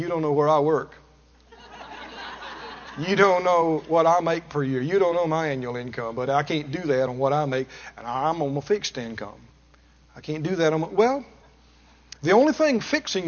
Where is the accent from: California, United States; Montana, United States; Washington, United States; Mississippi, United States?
Mississippi, United States; I come from Mississippi. We never had a telephone all my growing up